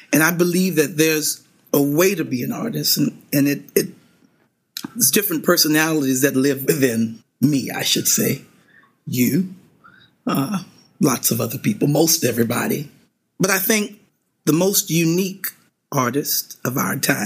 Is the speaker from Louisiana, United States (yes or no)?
yes; Louisiana, United States; being from Louisiana, we are known for our left hands as far as piano players are concerned